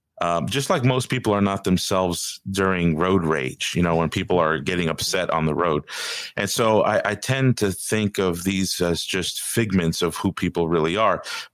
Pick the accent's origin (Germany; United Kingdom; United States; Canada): United States; Miami Beach, Florida; I was born here in Miami Beach, Florida. And so I was raised in a Hispanic household. Part of our Latin culture is going to the Catholic Church.